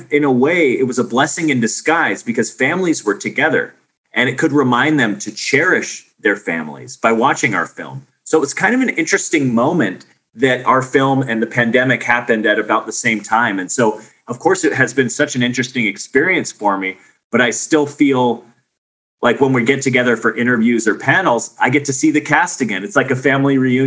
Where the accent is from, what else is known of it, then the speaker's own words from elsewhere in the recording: Arizona, United States; I grew up on Arizona in the desert